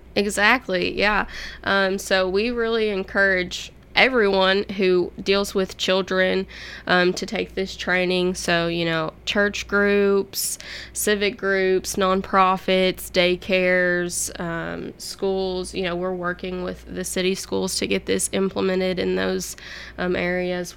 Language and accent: English; Hopkinsville, Kentucky, United States; moved away as an adult; now in Murfreesboro, United States; I'm actually from Hopkinsville, Kentucky, which is on the Kentucky Tennessee state line